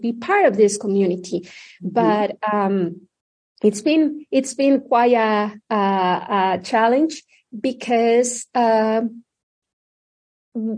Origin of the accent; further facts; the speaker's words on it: Mexico City, Mexico; moved away as an adult; also born or lived in Indiana; now in Omaha, United States; I was born and raised in Mexico City